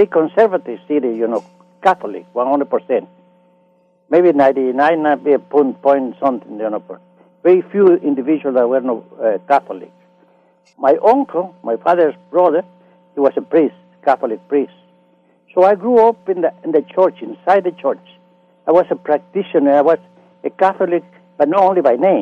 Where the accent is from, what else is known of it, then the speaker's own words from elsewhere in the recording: Nicaragua; English is a second language; moved away as an adult; now in Los Angeles, United States; I grew up in Central America, Nicaragua, in the mountain, in a city called Nicarauga, Nicaragua